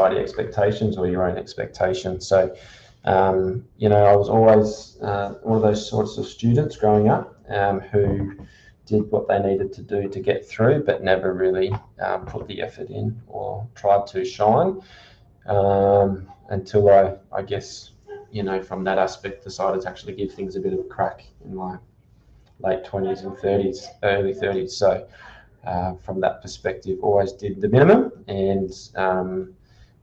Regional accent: Canberra, Australian Capital Territory, Australia; also born or lived in Sydney; now in Bundaberg, Australia; I was born in Sydney, and after 6 months, my parents decided to move down to Canberra.

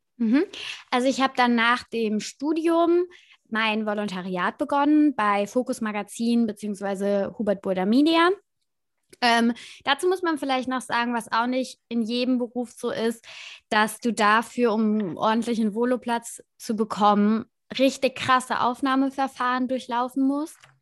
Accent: Kaiserslautern, Rhineland-Palatinate, Germany; ich komme aus Kaiserslautern, aus Rheinland-Pfalz und habe das beim Lokalradio gemacht

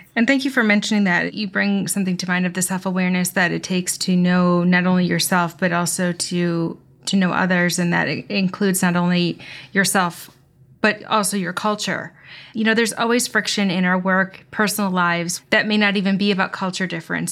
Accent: United States; me being an American

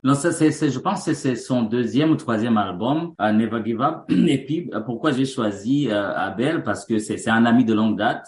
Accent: Bujumbura, Burundi; moved away as an adult; also born or lived in Montreal, Canada; now in Canada; Je suis né au Burundi et grandi au Burundi

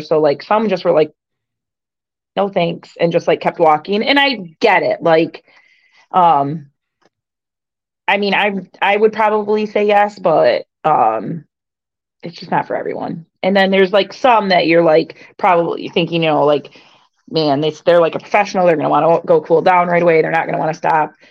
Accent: Michigan, United States; I'm from Michigan

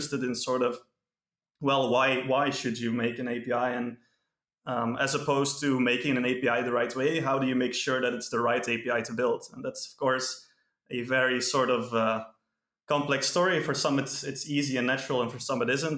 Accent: Belgium; I'm from Belgium.

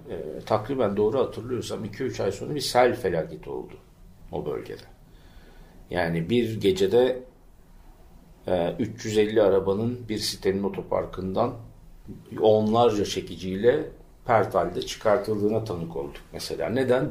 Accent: İzmir, Turkey; Bostanlı Deresi'nin yanında doğdum, büyüdüm

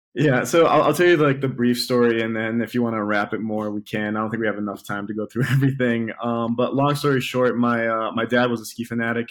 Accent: Athens, Attica, Greece; I'm from Athens, Greece

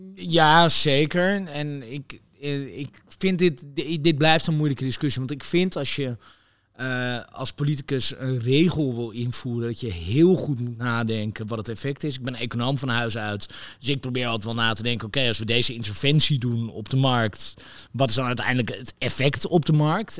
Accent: Netherlands; wij als Nederlanders

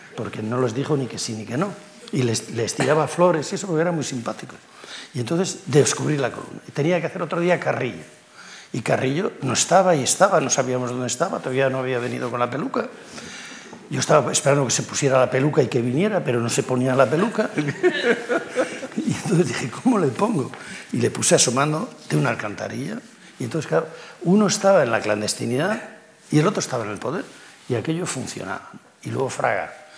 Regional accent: village on the Pisuerga, Castile and León, Spain; also born or lived in Liébana, Cantabria; el Pisuerga pasa por mi pueblo

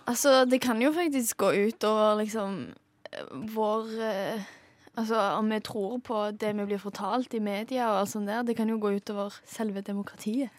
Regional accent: Western Norway, Norway; Jeg er jo vestlending

